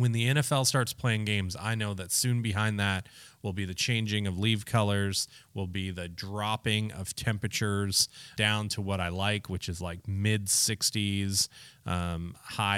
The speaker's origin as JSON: {"language": "English", "region": "Minnesota", "country": "United States", "said": "representing my home state"}